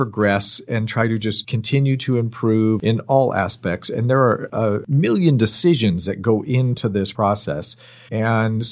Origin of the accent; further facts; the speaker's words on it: Bay Area, Marin and Sonoma County, California, United States; I grew up in the Bay Area, up in Marin and Sonoma County